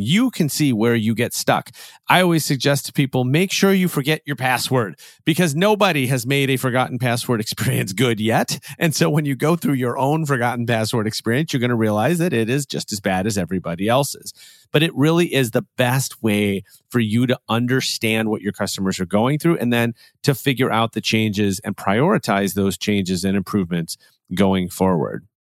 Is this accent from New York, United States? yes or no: no; Chicago, Illinois, United States; I'm a Chicagoan